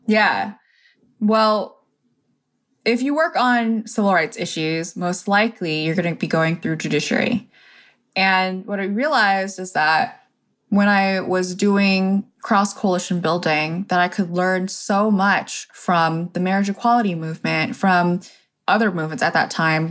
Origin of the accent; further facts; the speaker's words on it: Corona, California, United States; I grew up in Corona, California, where there aren't actually that many Asian Americans